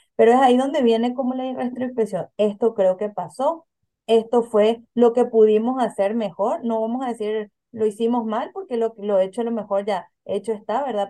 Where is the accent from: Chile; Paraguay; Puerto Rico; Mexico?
Paraguay; moved away as an adult; now in Philadelphia, United States; en mi país de origen, yo soy de Paraguay